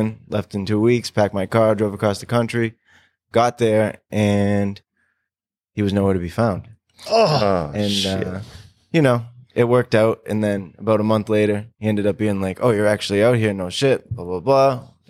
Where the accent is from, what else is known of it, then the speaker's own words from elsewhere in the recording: North Reading, Massachusetts, United States; also born or lived in Dracut, Massachusetts / Woburn, Massachusetts; now in Lawrence, United States; I was born in North Reading.